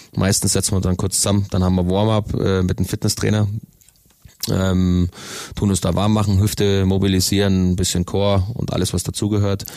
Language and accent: German; Königsbrunn, Bavaria, Germany; Also ich bin in Königsbrunn aufgewachsen